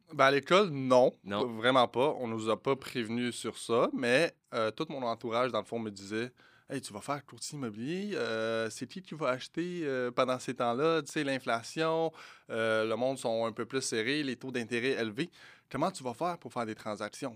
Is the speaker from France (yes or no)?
no; Morocco; je suis marocain